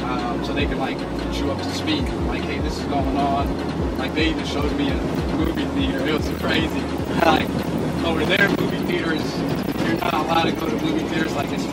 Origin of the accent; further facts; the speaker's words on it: United States; They knew I was from America.